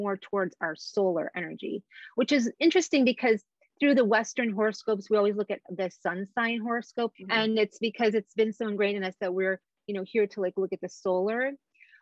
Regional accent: Egypt; moved away; I was born in Egypt

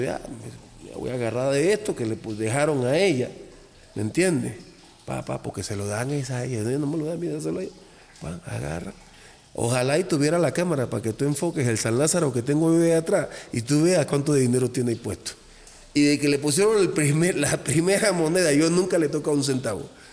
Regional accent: Cuba; now in Mexico; yo soy cubano

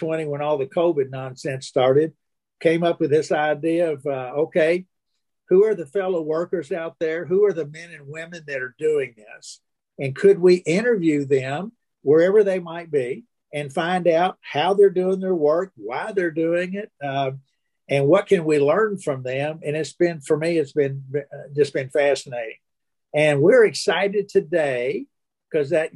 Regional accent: Kentucky, United States; also born or lived in Illinois; I was born in Illinois, but we moved to Kentucky

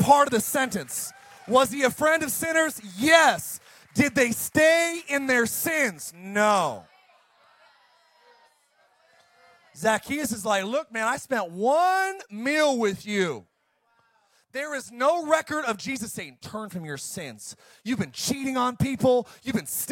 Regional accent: Ireland; I'm Irish

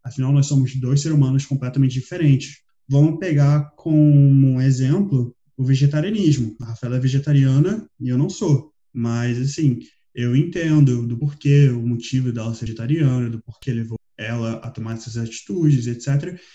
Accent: Rio de Janeiro, Brazil; moved away as an adult; also born or lived in Switzerland; now in Portugal; Eu morei 18 anos no Rio de Janeiro, onde eu nasci, morei 4 anos na Suíça e estou aqui há alguns meses em Portugal.

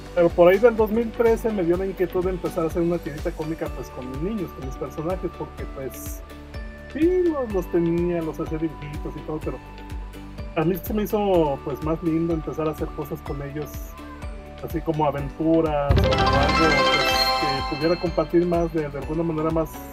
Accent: Guadalajara, Jalisco, Mexico; soy de Guadalajara, Jalisco, tengo 43 años

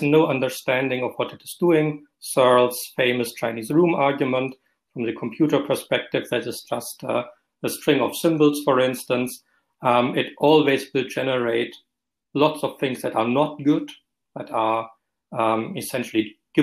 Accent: Germany; accent: German; moved away as an adult; now in Scotland, United Kingdom; I was trained in Germany, as you recognize by my accent, in a civilian legal system

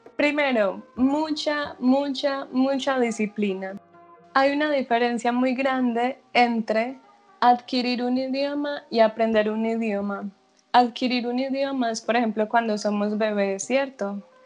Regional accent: Medellín, Antioquia, Colombia; moved away as an adult; now in Netherlands; Yo soy de Medellín, Antioquia, pero vivo en Holanda hace dos años

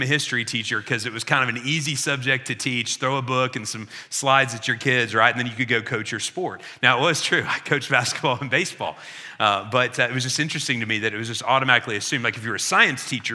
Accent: Illinois, United States; I grew up in Illinois, and the title on our license plates is The Land of Who? Lincoln.

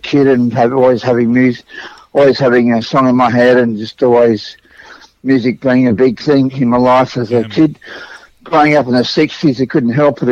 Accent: Sydney, New South Wales, Australia; I grew up even further west than that. I came from St Mary's out that way

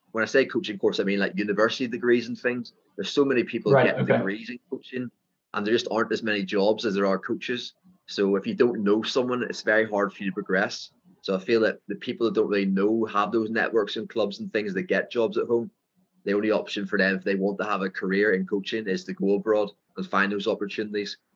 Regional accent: Ireland; accent: thick Irish; moved away as an adult; now in Phuket, Thailand; My Irish, my thick Irish accent

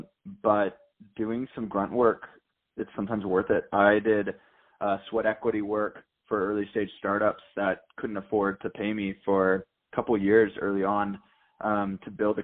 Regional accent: San Diego, California, United States; I'm from San Diego, California. I grew up my entire life where my dad started a telecommunications engineering firm

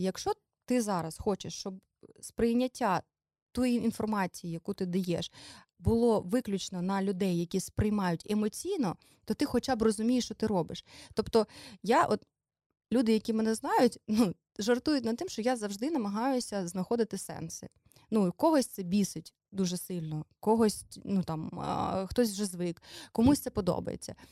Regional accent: Dnipro, Dnipropetrovsk Oblast, Ukraine; moved away as an adult; now in Kyiv, Ukraine; ми з Дніпра, ми приїхали

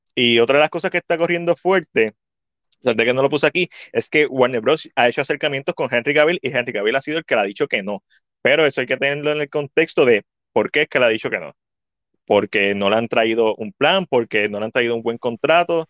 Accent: Puerto Rico; nosotros como puertorriqueños

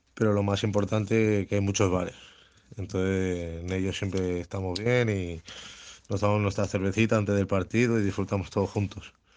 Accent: Vitoria-Gasteiz, Basque Country, Spain; de Vitoria, de nacimiento, pero sevillano de corazón

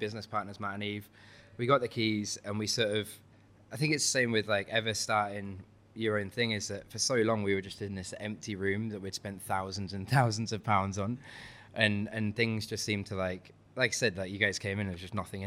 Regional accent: Hull, Yorkshire and the Humber, United Kingdom; moved away; I'm from Hull, I'm from East Yorkshire

